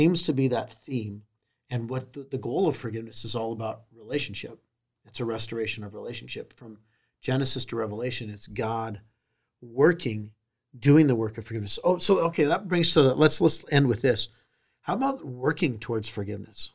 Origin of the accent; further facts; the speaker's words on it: San Diego, California, United States; I grew up in San Diego